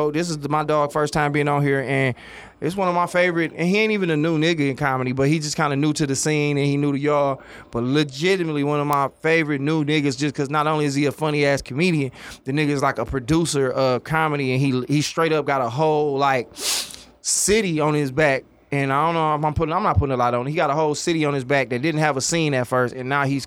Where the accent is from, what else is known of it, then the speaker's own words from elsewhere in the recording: Oak Park, Michigan, United States; I'm from Oak Park, but then I say I Detroit because that's what they know